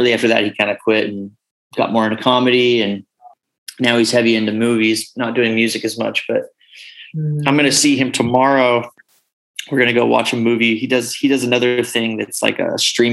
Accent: North Bay, California, United States; also born or lived in Rohnert Park; Zed and I grew up together in the North Bay hardcore scene

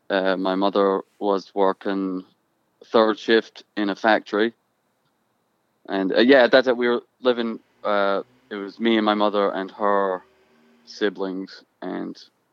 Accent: Ireland; moved away; also born or lived in Croydon, England; I was born there, and I lived there until I was four, until they broke up. And then when I was four, me and my mother went back to Ireland to live

